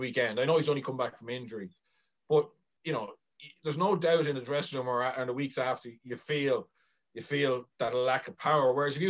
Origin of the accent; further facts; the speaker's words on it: Ireland; But certainly, as Irish rugby supporters, I think it needs to be looked at.